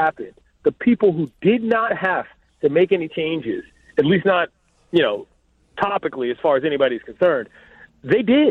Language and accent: English; Washington, District of Columbia, United States; now in Los Angeles, United States; my hometown first. D.C.